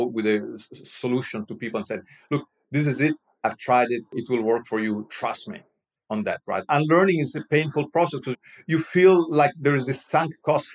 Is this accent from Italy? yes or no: yes; Rome, Lazio, Italy; I'm Roman. I'm from Rome.